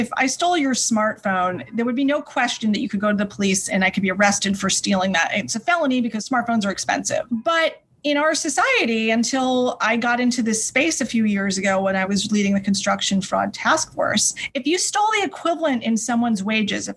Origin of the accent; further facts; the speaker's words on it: New York, United States; since I was from New York, of course, I wanted to come back here